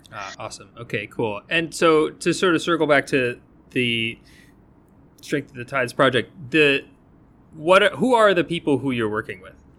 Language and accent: English; New England, United States; I am from New England